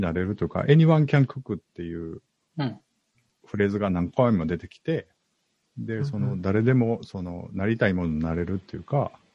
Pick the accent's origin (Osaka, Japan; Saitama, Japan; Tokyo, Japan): Osaka, Japan; 僕大阪なんですけど、今大阪住んでるんですけど